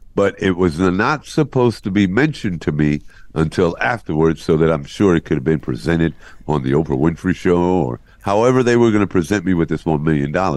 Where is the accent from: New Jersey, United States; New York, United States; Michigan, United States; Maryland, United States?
New York, United States; New York City; moved away; also born or lived in Columbus, Ohio; New York, where I was born and raised in Brooklyn